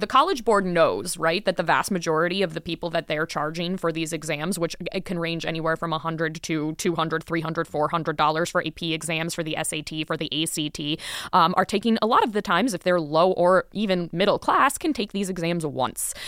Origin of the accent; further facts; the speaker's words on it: Florida, United States; moved away; I'm from Florida. I lived in Florida for many, many